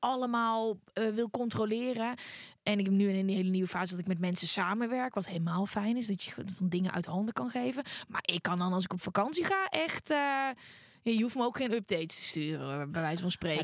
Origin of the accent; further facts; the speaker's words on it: North Brabant, Netherlands; omdat ik uit Brabant kwam